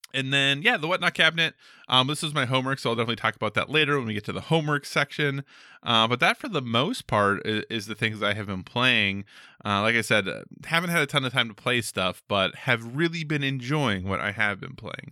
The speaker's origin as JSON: {"language": "English", "region": "Minnesota", "country": "United States", "tie": "born or raised there", "said": "growing up in Minnesota"}